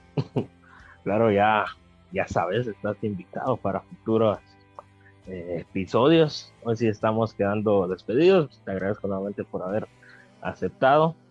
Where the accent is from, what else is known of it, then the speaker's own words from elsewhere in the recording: Guatemala; como guatemaltecos y guatemaltecas